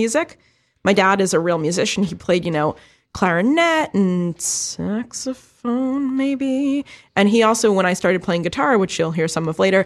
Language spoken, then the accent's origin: English; New York City, New York, United States; I grew up in the East Village, Lower East Side in the late 90s, early 00s